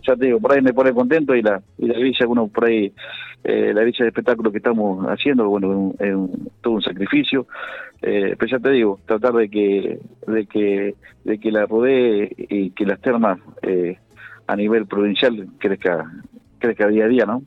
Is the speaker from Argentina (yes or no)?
yes; La Pampa, Argentina; como pampeanos y como argentinos